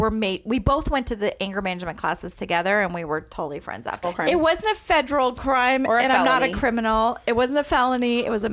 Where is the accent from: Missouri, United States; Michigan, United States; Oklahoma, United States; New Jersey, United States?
New Jersey, United States; I was born in New Jersey too.